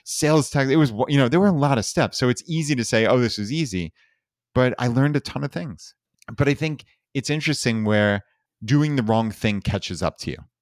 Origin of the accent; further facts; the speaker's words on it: Long Island, New York, United States; moved away as an adult; We grew up in Long Island, New York